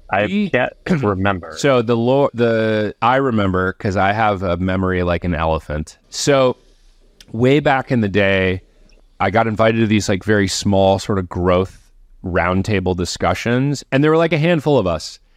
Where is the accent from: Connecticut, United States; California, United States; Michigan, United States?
Michigan, United States; we're both from Michigan.